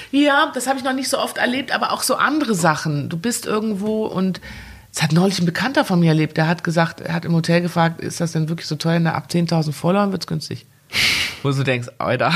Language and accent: German; Germany; ich gehöre ja? nach Deutschland. Ja. Klar, das ist meine Heimat